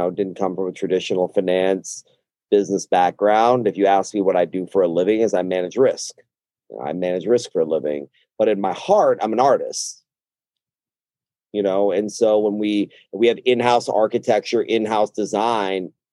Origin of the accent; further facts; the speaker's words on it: Austin, Texas, United States; also born or lived in Dallas, Texas / San Antonio, Texas; I'm born and raised here. I mean, I was born at Seton Hospital, you know, in Austin, and this is home. I mean, I went to middle school and high school in Dallas